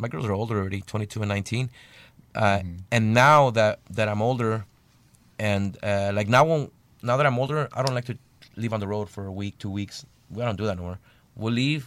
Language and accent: English; Bell, California, United States; we're from Bell, California, and a little small city